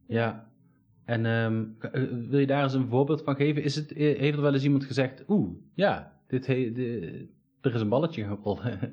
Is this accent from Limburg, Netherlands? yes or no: no; Eindhoven, North Brabant, Netherlands; ik kom uit Eindhoven